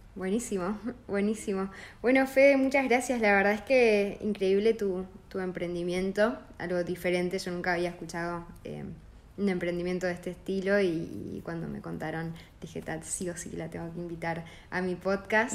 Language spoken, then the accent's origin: Spanish; Argentina; moved away; yo soy de Argentina, nací, nací en Argentina